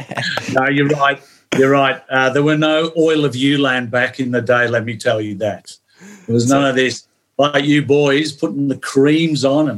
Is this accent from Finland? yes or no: no; Dandenong, Victoria, Australia; accent: Pommy; also born or lived in Manchester, England / St Helens, England; so that's where I grew up, Dandenong, Hallam, Dufton, played for Dandenong City.